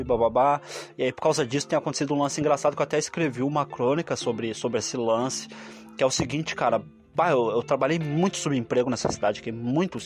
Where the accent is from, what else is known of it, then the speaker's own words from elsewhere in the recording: Porto Alegre, Rio Grande do Sul, Brazil; Eu sou de Porto Alegre